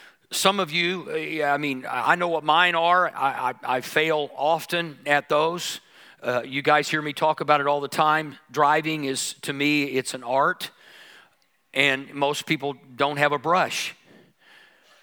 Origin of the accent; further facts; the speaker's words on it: United States; being American